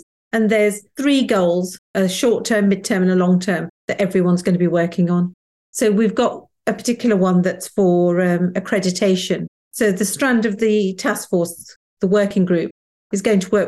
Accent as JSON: {"language": "English", "town": "Wolverhampton", "region": "West Midlands", "country": "United Kingdom", "tie": "born or raised there", "said": "I grew up in Wolverhampton where Enoch Powell was the local MP"}